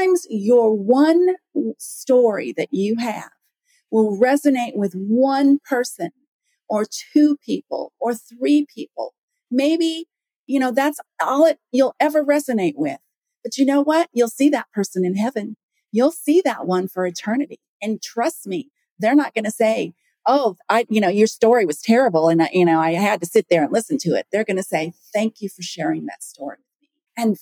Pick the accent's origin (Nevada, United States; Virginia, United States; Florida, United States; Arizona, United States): Nevada, United States; Las Vegas; I grew up in Las Vegas